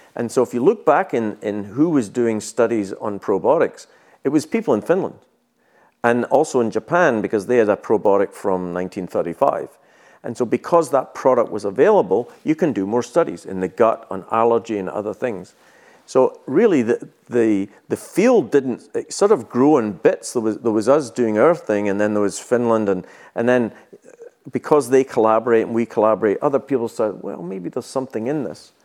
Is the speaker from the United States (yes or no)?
no; Scotland, United Kingdom; moved away as an adult; also born or lived in New Zealand; I was born in Scotland